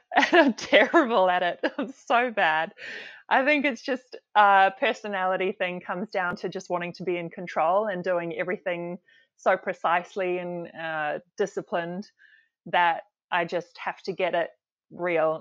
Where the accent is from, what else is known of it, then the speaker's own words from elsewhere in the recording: Zimbabwe; also born or lived in South Africa / Perth, Australia; now in Cairns, Australia; Zimbabwe was, I think, the key, uh, part of my life. We were there most of my childhood, and it was during the time before the, the war sort of kicked off and, and most people had to leave, which was our case as well.